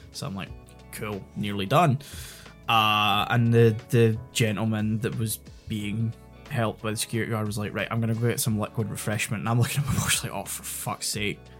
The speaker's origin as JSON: {"language": "English", "region": "Scotland", "country": "United Kingdom", "accent": "somewhere between a Weegie (Glasgow) accent and an Edinburgh accent"}